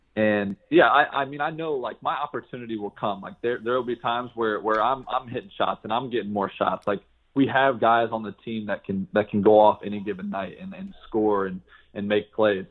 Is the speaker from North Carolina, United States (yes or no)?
no; Franklin, Ohio, United States; moved away as an adult; Franklin, the city where I live, like everybody is really close